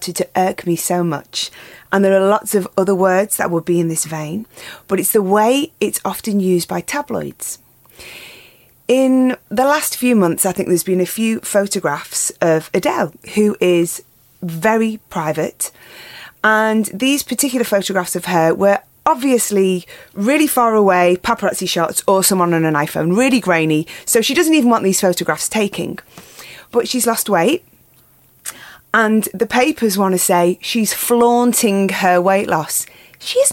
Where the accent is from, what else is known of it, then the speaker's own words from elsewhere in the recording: Widnes, North West England, United Kingdom; also born or lived in Runcorn; now in London, United Kingdom; I grew up in Widnes and Runcorn